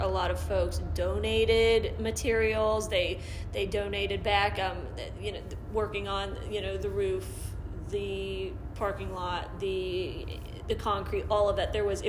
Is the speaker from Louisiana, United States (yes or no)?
no; Ashville, Ohio, United States; including Asheville, my hometown.